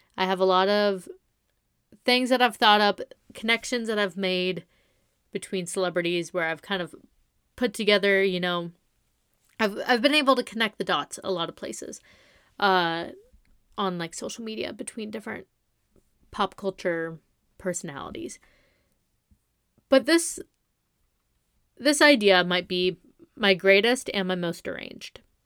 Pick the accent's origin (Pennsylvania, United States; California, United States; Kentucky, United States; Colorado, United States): California, United States; Coachella Valley; I'm from the Coachella Valley